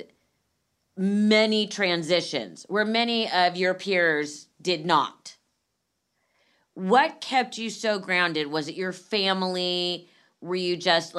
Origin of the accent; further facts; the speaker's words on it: Los Angeles, California, United States; I went to Marlboro and then finished at Buckley.